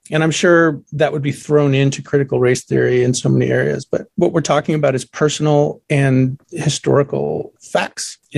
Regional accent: Boston, Massachusetts, United States; here in the Boston area where I grew up outside of New York

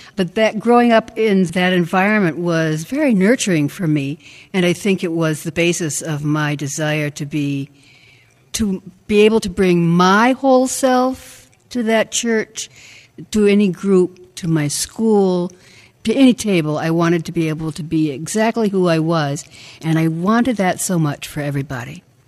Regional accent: Madison, Wisconsin, United States; I grew up in First Baptist Church in Madison, Wisconsin

